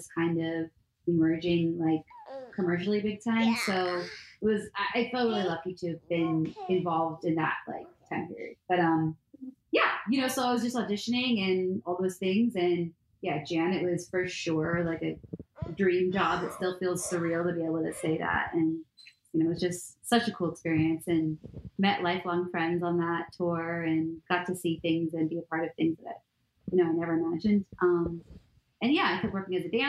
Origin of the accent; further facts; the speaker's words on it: Miami, Florida, United States; moved away as an adult; I'm from Miami.